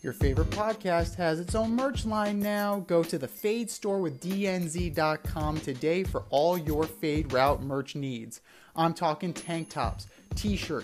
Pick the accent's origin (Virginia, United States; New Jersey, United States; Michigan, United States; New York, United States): New York, United States; my hometown Mets